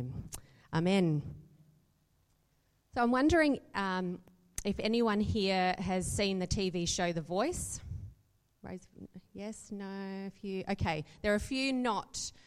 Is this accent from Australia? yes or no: yes; Adelaide, South Australia, Australia; moved away as an adult; also born or lived in Perth / Hong Kong; I'm an Adelaide girl from growing up. Actually, I was born in Perth, but I call myself an Adelaide girl because I moved here when I was five